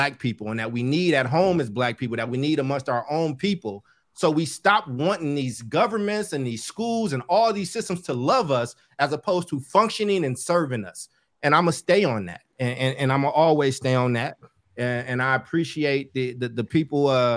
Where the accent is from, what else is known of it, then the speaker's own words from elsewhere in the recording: Oakland, California, United States; I grew up in Oakland, which used to be a Black majority city